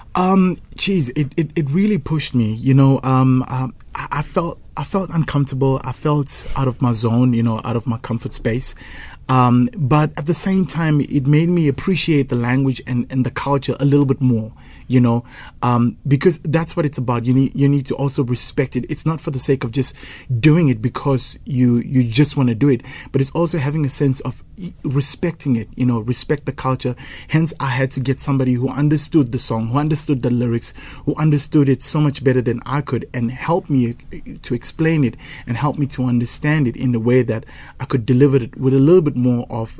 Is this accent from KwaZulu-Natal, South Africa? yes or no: yes; KwaZulu-Natal, South Africa; first language Zulu; English is a second language; my mother tongue, obviously, I'm a KZN boy, is isiZulu